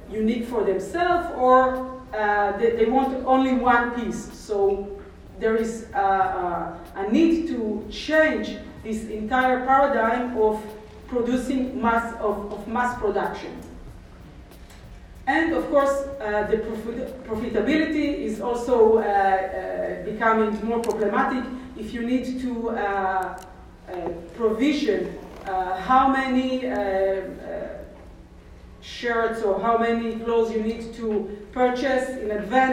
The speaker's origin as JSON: {"language": "English", "country": "Israel", "second_language": "English", "said": "I'm from Israel"}